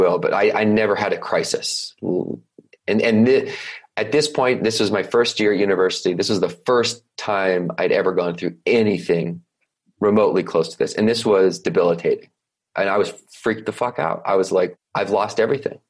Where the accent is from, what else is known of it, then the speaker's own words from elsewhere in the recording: Victoria, British Columbia, Canada; I grew up on an island off the west coast of Canada, rather large island called Vancouver Island, in a place called Victoria, BC